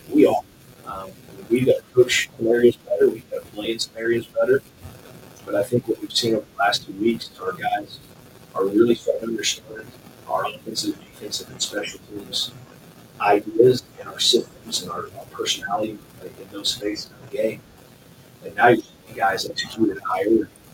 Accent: Arkansas, United States; I'm from Arkansas

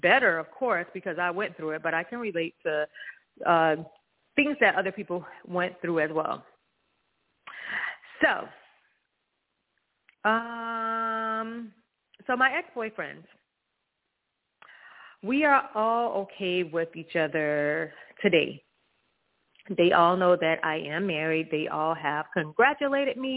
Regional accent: Hollywood, Florida, United States; I'm from Florida. Hollywood, the city of Hollywood

